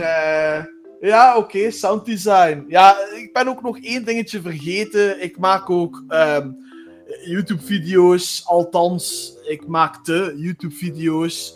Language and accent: Dutch; Flanders, Belgium; ik woon in België. Dat is ook wel denk ik een belangrijke opmerking. Ehm, omdat, ja. jullie zullen wel horen dat eh, wij totaal eh, verschillend praten. Eh, want ik ben een Vlaming